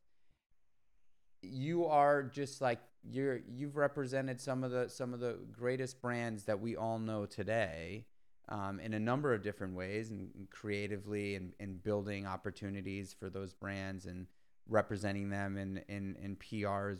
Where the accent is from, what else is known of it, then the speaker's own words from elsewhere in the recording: New York City, New York, United States; moved away as an adult; now in upstate New York, United States; I grew up in New York City as well